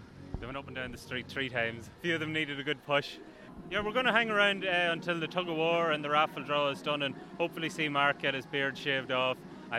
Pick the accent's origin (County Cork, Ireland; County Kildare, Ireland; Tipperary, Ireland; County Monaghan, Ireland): County Monaghan, Ireland; Castleblayney; I'm from Castleblaney, County Monaghan.